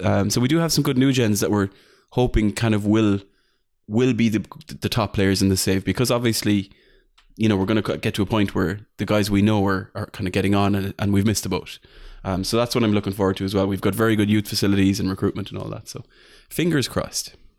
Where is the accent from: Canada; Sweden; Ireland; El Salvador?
Ireland; I'm, I'm the Irish chief